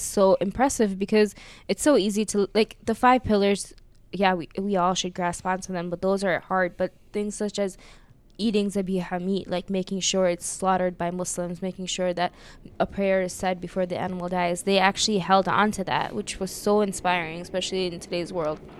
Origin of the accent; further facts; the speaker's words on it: United States; I grew up in America and I learned American history